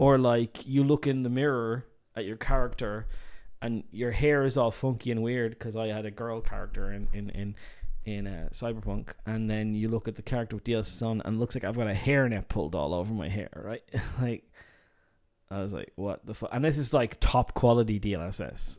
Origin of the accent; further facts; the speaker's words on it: Dublin, Leinster, Ireland; I'm from Dublin